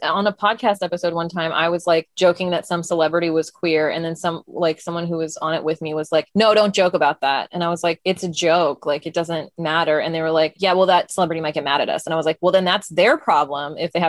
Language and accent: English; Utah, United States; And we grew up in Utah, and we grew up in an immigrant Indian family